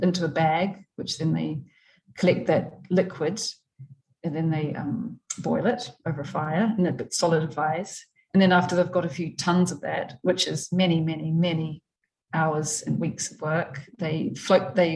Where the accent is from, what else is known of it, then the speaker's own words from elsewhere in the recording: New Plymouth, Taranaki, New Zealand; I was born in New Plymouth